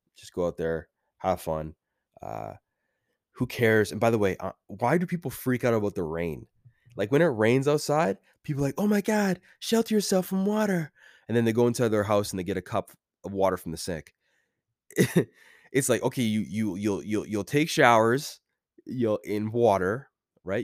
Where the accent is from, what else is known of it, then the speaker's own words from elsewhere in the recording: Canada; As a Canadian boy